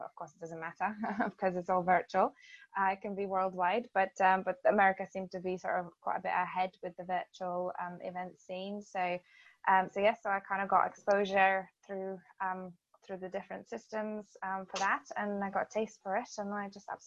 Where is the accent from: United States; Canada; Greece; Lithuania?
Lithuania; moved away as an adult; now in United Kingdom; I'm originally from Lithuania, and I've lived in the UK for over 20 years now.